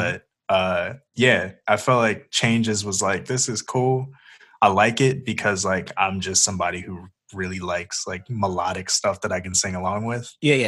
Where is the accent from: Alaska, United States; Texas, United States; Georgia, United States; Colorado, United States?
Colorado, United States; moved away; I'm actually not from here. I came from Colorado.